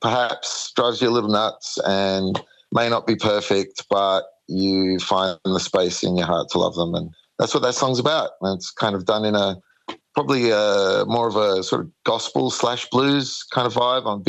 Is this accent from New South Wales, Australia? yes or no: yes; Sydney, New South Wales, Australia; moved away as an adult; now in Kiama, Australia; moved down the coast to Kiama. I'm originally from Sydney.